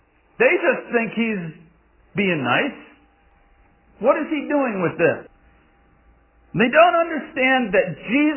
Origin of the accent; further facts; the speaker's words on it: Massachusetts, United States; I grew up in Massachusetts